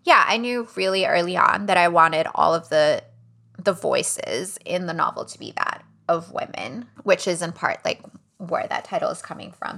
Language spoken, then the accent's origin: English; Miami, Florida, United States; Cuban American families who I grew up around in Miami